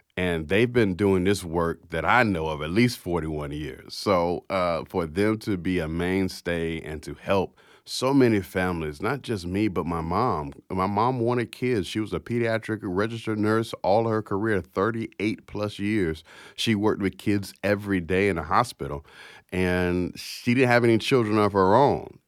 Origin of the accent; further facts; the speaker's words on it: Jacksonville, Florida, United States; I was born to an, uh, sixteen-year-old mother that flew from Philadelphia, Pennsylvania to Jacksonville, Florida to have me